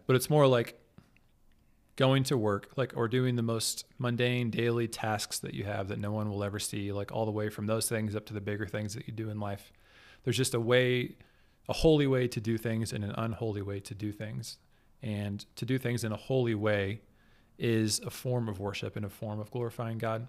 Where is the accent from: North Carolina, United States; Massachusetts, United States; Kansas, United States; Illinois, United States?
Kansas, United States; Kansas City; I'm from the Kansas City area. Kansas City is on Kansas. There's Kansas City, Kansas, and Kansas City, Missouri. I grew up on the metro, on the Kansas side